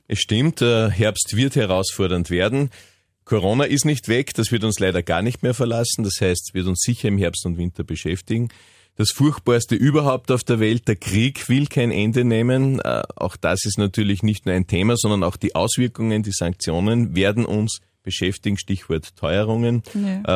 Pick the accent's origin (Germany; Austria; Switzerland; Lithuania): Austria; Upper Austria; bei uns in Oberösterreich